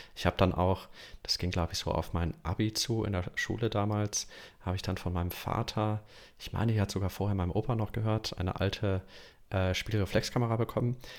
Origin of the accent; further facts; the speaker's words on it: Düsseldorf, North Rhine-Westphalia, Germany; also born or lived in Aachen / Munich; ich komme aus Düsseldorf. Ähm, und auch in den letzten Jahren hier gewohnt, hier aufgewachsen in Düsseldorf.